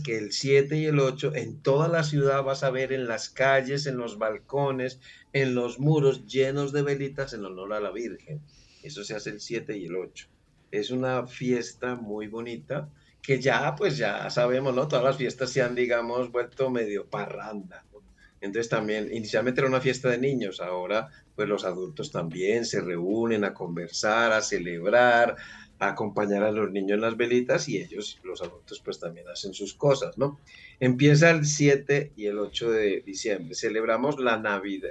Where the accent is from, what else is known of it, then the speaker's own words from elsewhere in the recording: Medellín, Antioquia, Colombia; Yo soy colombiano. Ok. Eh, y estoy ahora precisamente en Colombia, en mi ciudad que es Medellín.